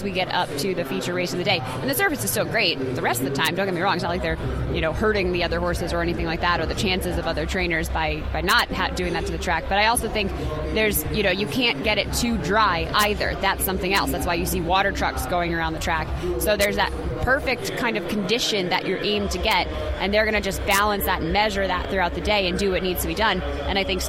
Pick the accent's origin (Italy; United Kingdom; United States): United States; New York; I'm from New York